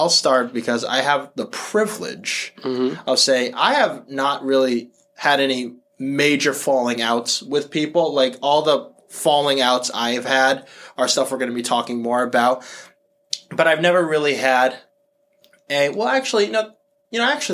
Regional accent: Massachusetts, United States; also born or lived in New York; We're from Massachusetts. I'm from like the more iconic part of Massachusetts

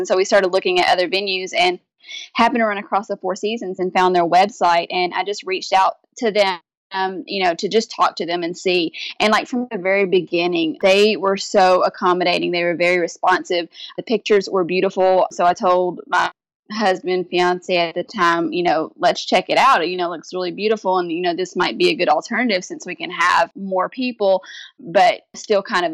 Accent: Kentucky, United States; now in Louisiana, United States; my hometown in Kentucky

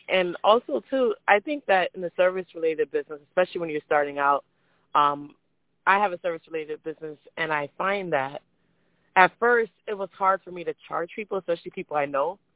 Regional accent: Jamaica; moved away; also born or lived in Florida, United States; I, I'm from Jamaica

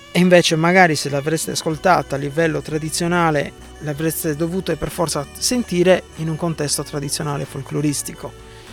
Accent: Sardinia, Italy; sono sardo

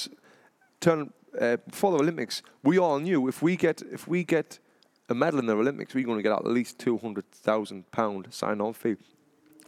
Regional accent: Sunderland, North East England, United Kingdom; moved away as an adult; I come from Sunderland in England

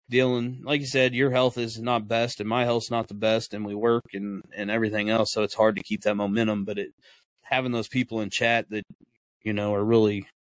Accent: Florida, United States; I'm from Florida.

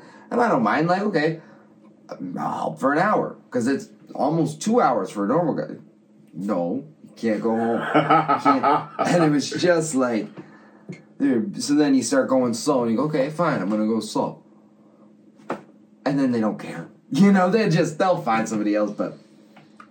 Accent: Madoc, Ontario, Canada; I'm from Madoc, Ontario

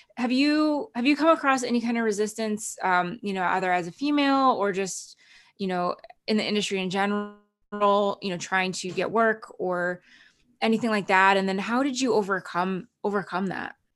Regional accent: New Jersey, United States; moved away as an adult; also born or lived in Canada; now in Los Angeles, United States; I grew up in New Jersey, so I'm very familiar with the New York area

